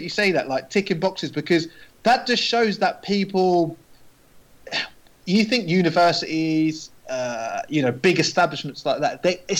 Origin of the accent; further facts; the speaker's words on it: Bedford, East of England, United Kingdom; because I'm from Bedford.